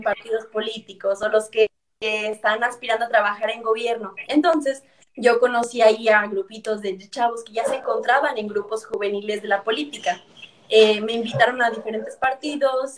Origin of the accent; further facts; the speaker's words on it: Ciudad Victoria, Tamaulipas, Mexico; yo soy de Ciudad Victoria